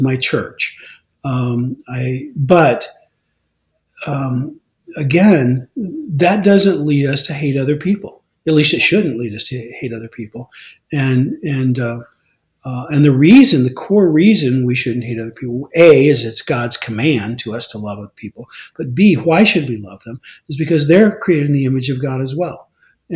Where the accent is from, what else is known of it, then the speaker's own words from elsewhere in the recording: Arkansas, United States; moved away; also born or lived in Washington State; I was born in Arkansas. I identify with, you know, with Arkansas. I lived about 30 years in Washington State.